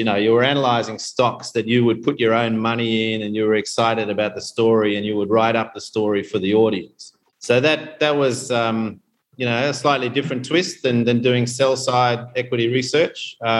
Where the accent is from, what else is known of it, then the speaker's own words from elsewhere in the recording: Tanzania; born there; I was born here in Tanzania back in the early 70s.